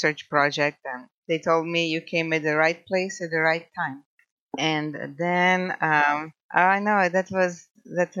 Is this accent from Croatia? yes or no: yes; Croatia; English is a second language; moved away as an adult; also born or lived in California; now in Coarsegold, United States; by now you figured out my accent. So I'm originally from Croatia.